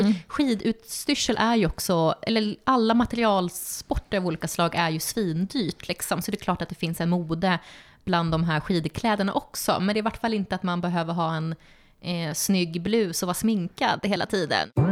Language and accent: Swedish; Stockholm, Stockholm County, Sweden; moved away as an adult; also born or lived in Uppsala; now in Östersund, Sweden; jag är från Stockholm och sen så flyttade jag till Uppsala för att plugga där.